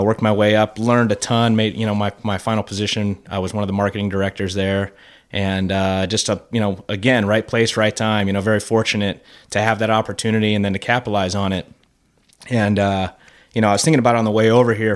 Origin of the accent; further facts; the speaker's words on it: Fort Lauderdale, Florida, United States; moved away; I grew up in South Florida, Fort Lauderdale